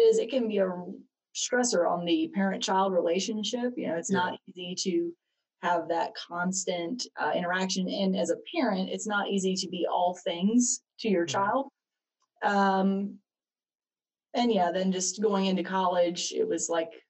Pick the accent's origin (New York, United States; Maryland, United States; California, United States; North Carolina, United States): North Carolina, United States; Marion; now in Kannapolis, United States; I grew up in Marion, North Carolina